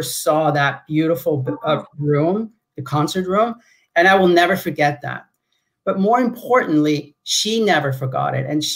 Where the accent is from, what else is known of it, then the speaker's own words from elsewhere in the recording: Switzerland; moved away as an adult; also born or lived in Los Angeles; now in United States; that little village I grew up in Switzerland